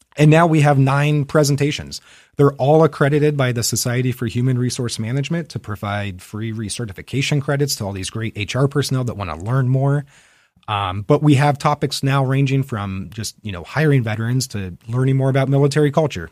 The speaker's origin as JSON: {"language": "English", "area": "Fairfield County", "region": "Central Ohio", "country": "United States", "tie": "born or raised there", "also_born_or_lived": "Germany / Utah", "said": "I am a native of Central Ohio. I grew up in Fairfield County."}